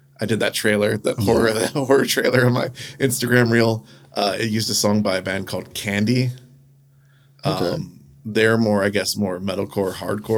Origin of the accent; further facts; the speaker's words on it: the South, United States; I grew up in the South